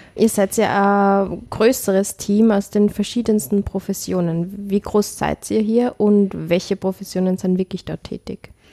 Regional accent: Upper Austria, Austria; ich komme aus Oberösterreich

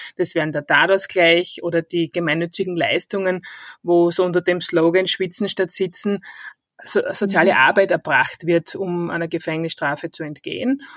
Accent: Styria, Austria; accent: Styrian dialect; moved away as an adult; now in Vienna, Austria; An meinem Dialekt hört man, ich komme eigentlich ursprünglich aus der Steiermark

